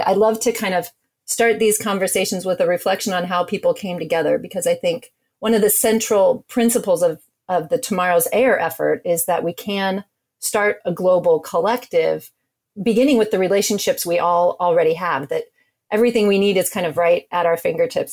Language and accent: English; Alaska, United States; I grew up in Alaska.